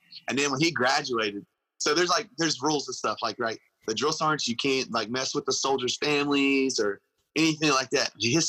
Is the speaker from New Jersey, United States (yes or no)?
no; Louisiana, United States; because I was from Louisiana. No one could understand what I would say.